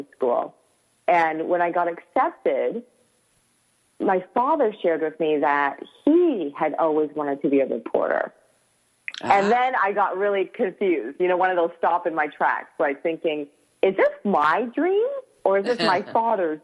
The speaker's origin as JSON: {"language": "English", "town": "Toronto", "region": "Ontario", "country": "Canada", "tie": "born or raised there", "said": "I was born in Toronto, Canada"}